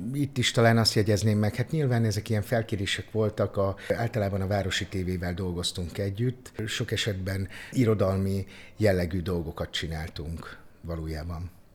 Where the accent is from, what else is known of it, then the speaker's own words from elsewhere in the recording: Onga, Borsod-Abaúj-Zemplén, Hungary; now in Szeged, Hungary; Akkoriban ott az Ongai Általános Iskolába, Onga városa, ahol én születtem